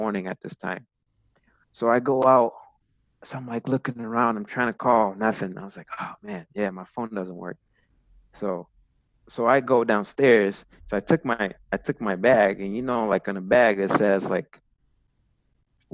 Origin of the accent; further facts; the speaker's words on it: United States; I was from the United States